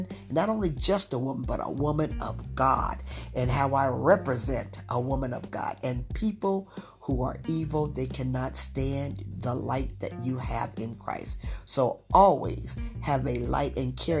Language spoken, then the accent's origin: English; Utah, United States; moved away; also born or lived in Washington, D.C. area; I'm from Utah. I was raised in Utah as a young girl, but I lived in the Washington, D.C. area for 30 years